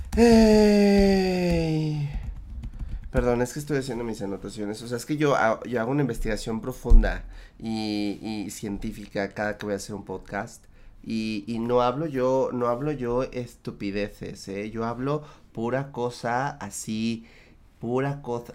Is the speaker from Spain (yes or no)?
no; Mexico; en mi país